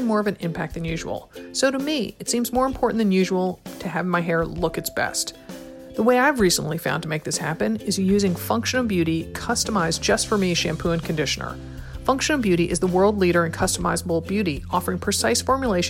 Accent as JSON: {"language": "English", "region": "Connecticut", "country": "United States", "tie": "born or raised there", "moved": "yes", "lives_now": "Oregon, United States", "said": "growing up in Connecticut"}